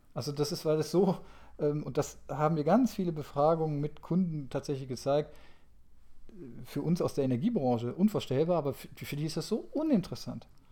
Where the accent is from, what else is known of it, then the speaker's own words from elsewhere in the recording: North Rhine-Westphalia, Germany; ich komme jetzt aus, aus Nordrhein-Westfalen